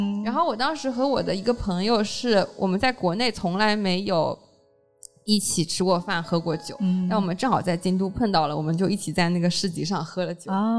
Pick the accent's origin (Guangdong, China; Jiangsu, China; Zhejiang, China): Zhejiang, China; Hangzhou; 毕竟我们是杭州人。